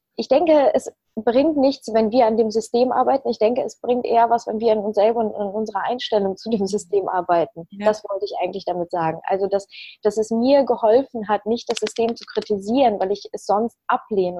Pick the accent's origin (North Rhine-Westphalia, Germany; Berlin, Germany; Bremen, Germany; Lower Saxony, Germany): North Rhine-Westphalia, Germany; Leverkusen; also born or lived in Ukraine; in Leverkusen Obladen, da wo ich herkomme